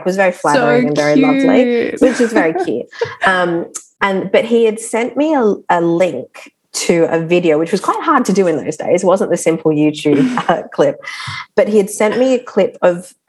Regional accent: Darwin, Northern Territory, Australia; I grew up in Darwin

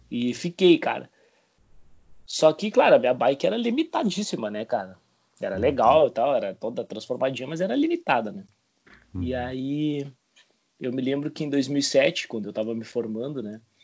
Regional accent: Bagé, Rio Grande do Sul, Brazil; now in Rio Grande, Brazil; sou natural de Bagé né? e atualmente moro em Rio Grande

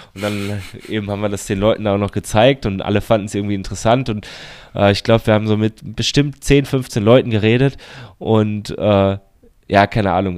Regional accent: Baden-Württemberg, Germany; moved away; in dem Landkreis, wo ich, wo ich herkomme.

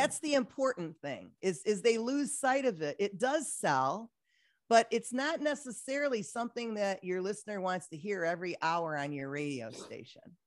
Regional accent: Detroit, Michigan, United States; moved away as an adult; I'm back in Detroit, my hometown

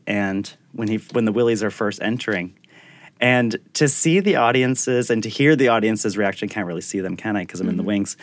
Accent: Attleboro, Massachusetts, United States; also born or lived in Providence, Rhode Island / San Francisco; now in New York, United States; I was born in Providence at mm-hmm. Women and Infants Hospital, but I grew up in Attleboro, Massachusetts

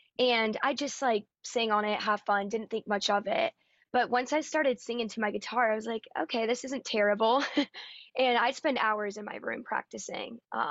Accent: Raleigh, North Carolina, United States; moved away as an adult; now in Nashville, United States; I'm originally from Raleigh, North Carolina

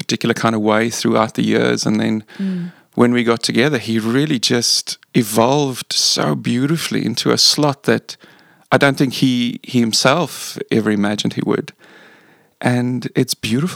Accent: South Africa; moved away as an adult; now in Australia; I am South African, first and foremost

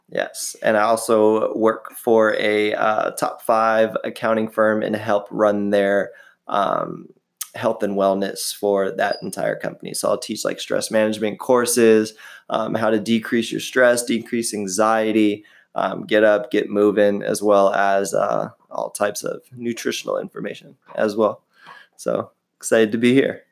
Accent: San Diego, California, United States; now in Huntington Beach, United States; I am from San Diego. Um, I now live in the beautiful Huntington Beach, California

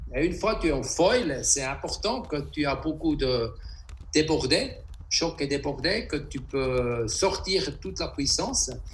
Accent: Interlaken, Bern, Switzerland; Je suis de Interlaken en Suisse

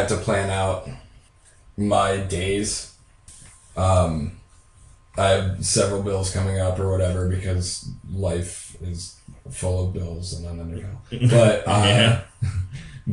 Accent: Sidney, Ohio, United States; my old house where I grew up in Sydney, Ohio

